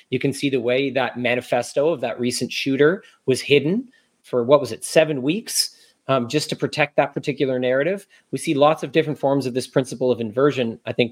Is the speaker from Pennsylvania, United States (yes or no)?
no; New York City, New York, United States; I grew up